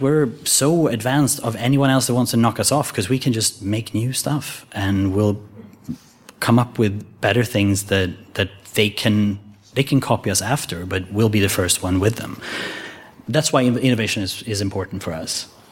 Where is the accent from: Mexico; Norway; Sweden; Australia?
Sweden; I was born in Sweden